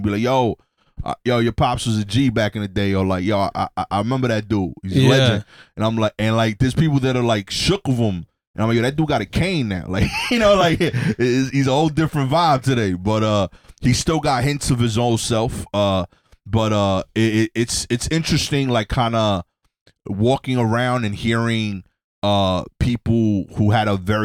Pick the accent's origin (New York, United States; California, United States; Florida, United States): New York, United States; New York City; I'm from Brooklyn